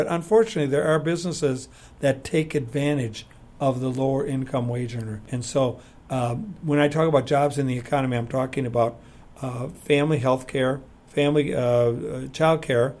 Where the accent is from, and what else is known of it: Sun Prairie, Wisconsin, United States; born or raised there